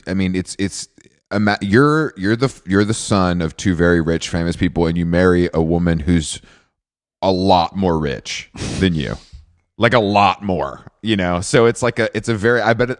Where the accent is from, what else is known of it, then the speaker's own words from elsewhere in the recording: Georgia, United States; I grew up in Walmart country, and I remember when a Walmart superstore opened in Conyers, Georgia